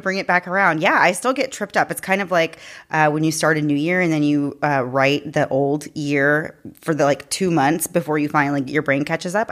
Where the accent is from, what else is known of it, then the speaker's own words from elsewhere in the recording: Daytona Beach, Florida, United States; I grew up in Daytona and did live right down there on the beach